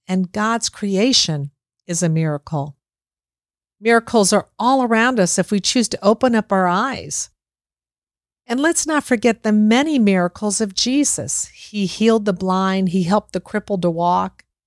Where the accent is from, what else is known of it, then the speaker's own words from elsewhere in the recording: Boca Raton, Florida, United States; my hometown here, Boca Raton, Florida